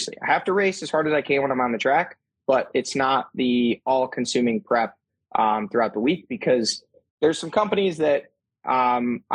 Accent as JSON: {"language": "English", "region": "Ohio", "country": "United States", "tie": "born or raised there", "said": "we're three kids from Ohio"}